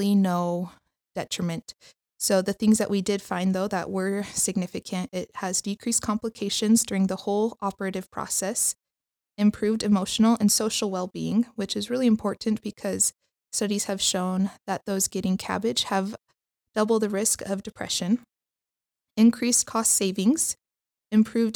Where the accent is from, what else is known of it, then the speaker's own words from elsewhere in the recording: Henderson, Nevada, United States; now in Provo, United States; I am originally from Las Vegas area, Henderson, Nevada